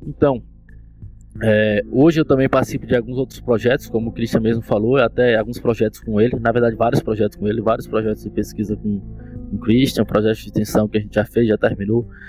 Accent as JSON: {"language": "Portuguese", "town": "Tapiramutá", "region": "Bahia", "country": "Brazil", "tie": "born or raised there", "also_born_or_lived": "Miguel Comum", "moved": "as an adult", "lives_now": "Paulo Afonso, Brazil", "said": "sou nascido em Miguel Comum, mas desde criança que eu é, fui criado em Tapiramutá. E aí estudei lá até o final do meu ensino médio"}